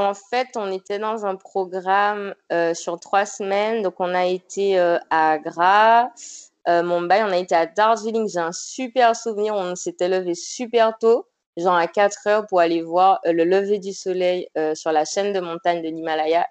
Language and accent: French; Martinique; je suis originaire de la Martinique